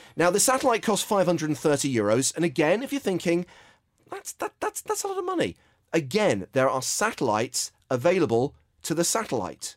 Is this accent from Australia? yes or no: no; England, United Kingdom; as an Englishman